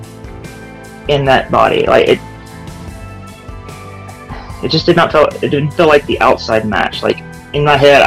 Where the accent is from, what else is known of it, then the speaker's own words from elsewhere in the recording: Louisiana, United States; now in Florida, United States; I'm from Louisiana